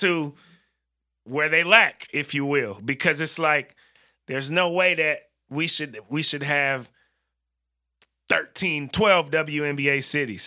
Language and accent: English; North Bay, San Francisco Bay Area, California, United States; I'm from the Bay Area, but I'm from the Northern Bay